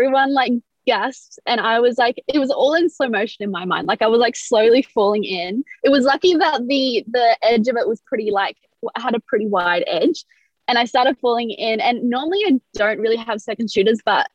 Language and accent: English; Sydney, New South Wales, Australia; I'm from Sydney, Australia